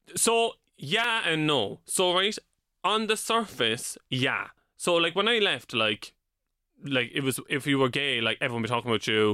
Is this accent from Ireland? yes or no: yes; Cork, Munster, Ireland; moved away as an adult; also born or lived in London; now in Dublin, Ireland; when I was twenty, I moved from Cork to London